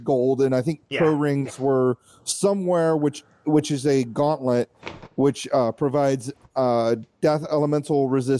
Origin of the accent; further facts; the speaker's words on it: Georgia, United States; I'm the only Georgia native from here.